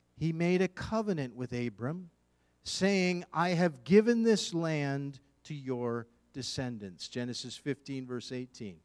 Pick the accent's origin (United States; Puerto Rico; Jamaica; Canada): Canada; Eastern Canada; moved away as an adult; now in Western Canada, Canada; I am born and raised in Eastern Canada